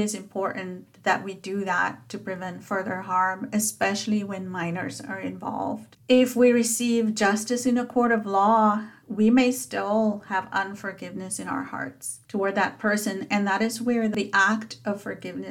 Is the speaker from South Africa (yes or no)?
yes; South Africa; as a child growing up in South Africa